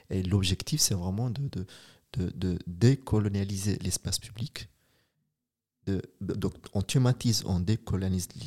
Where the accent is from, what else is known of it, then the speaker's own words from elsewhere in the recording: Switzerland; c'est une richesse et on a notre place et on est suisse, on est ici, on est présent